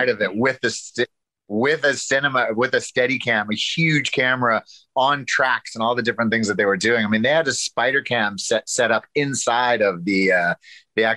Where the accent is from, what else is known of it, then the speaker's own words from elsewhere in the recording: Arkansas, United States; moved away; also born or lived in New York City; I come from the South. I come from Arkansas